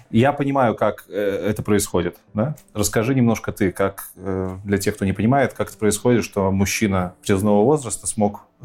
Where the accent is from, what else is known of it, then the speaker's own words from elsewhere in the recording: Belarus; moved away as an adult; also born or lived in Kyiv; now in Katowice, Poland; мы же белорусы